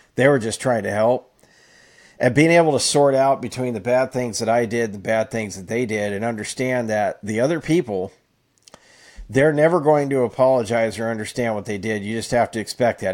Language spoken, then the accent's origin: English; Fresno, California, United States; most of my childhood, or at least when I was a teenager on up, was in Fresno.